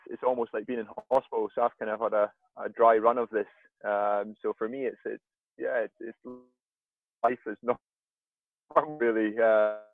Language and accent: English; Aviemore, Scotland, United Kingdom; I grew up in Aviemore in Scotland, so I grew up skiing with the Baxters